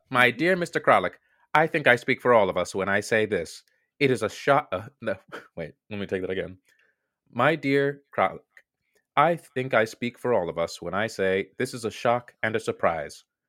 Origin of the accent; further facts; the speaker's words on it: United States; accent: American; My ugly American accent